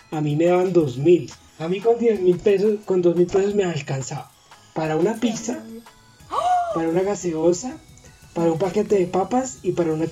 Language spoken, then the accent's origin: Spanish; Bogotá, Colombia; Como tú sabes, pues yo soy de aquí de Bogotá.